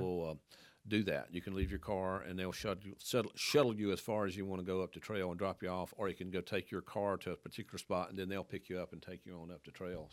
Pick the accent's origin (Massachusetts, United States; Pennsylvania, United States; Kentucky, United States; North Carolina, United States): North Carolina, United States; Wilkes County; moved away as an adult; also born or lived in Athens, Georgia; now in Winston-Salem, United States; I'm from Wilkes County. Grew up on a dead end dirt road out there